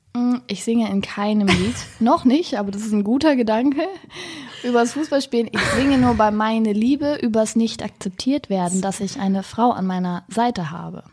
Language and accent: German; Wendland, Lower Saxony, Germany; now in Berlin, Germany; bin aber irgendwie auf dem, auf dem Land aufgewachsen